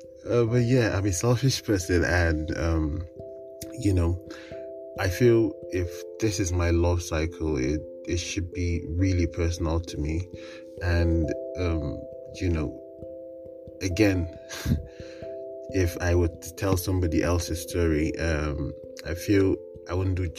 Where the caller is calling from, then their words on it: Kaduna, Kaduna State, Nigeria; I am recording from Kaduna, Nigeria.